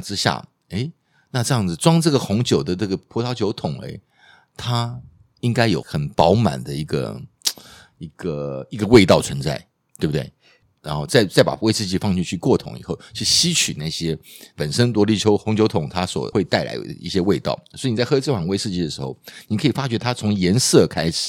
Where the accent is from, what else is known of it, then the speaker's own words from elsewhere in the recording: Taiwan; 台湾我们台湾人比较少吃了